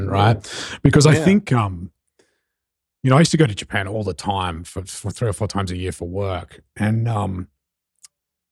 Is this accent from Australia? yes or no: yes; Australia; now in New York City, United States; as an Aussie